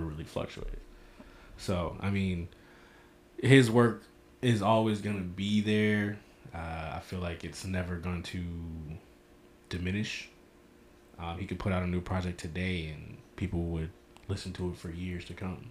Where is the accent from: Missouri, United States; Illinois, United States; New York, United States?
Missouri, United States; St. Louis; I am from St. Louis